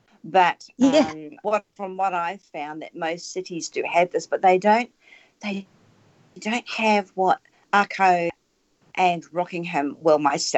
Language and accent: English; New Zealand; Whereas I come from the Maori